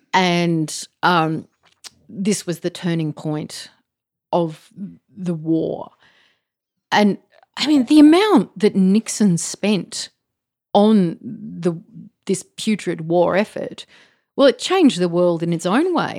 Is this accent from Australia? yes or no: yes; Australia; I was raised to sort of think of myself as Australian.